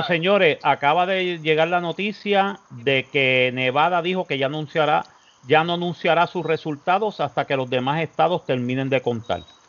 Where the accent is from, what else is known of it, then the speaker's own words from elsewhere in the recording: Puerto Rico; moved away as an adult; now in Florida, United States; los puertorriqueños nos quedamos, ok, chévere, hermano. Este, yo soy ciudadano americano